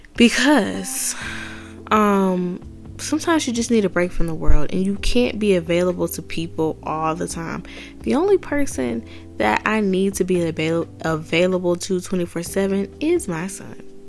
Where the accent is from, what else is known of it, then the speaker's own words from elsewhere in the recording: Atlanta, Georgia, United States; I grew up in Atlanta. I grew up in DeKalb